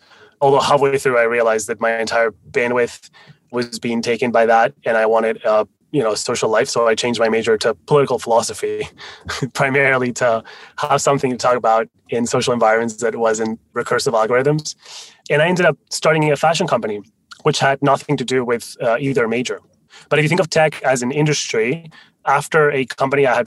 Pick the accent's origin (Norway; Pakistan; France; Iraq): France; first language Spanish and French; English is a second language; also born or lived in Spain; now in United States; I'm Spanish originally, although I grew up in France. So Spanish and French were my first two languages